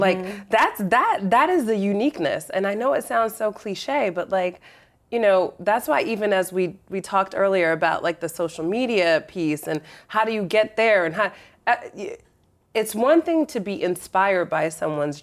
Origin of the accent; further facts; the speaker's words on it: New Jersey, United States; I'm from Jersey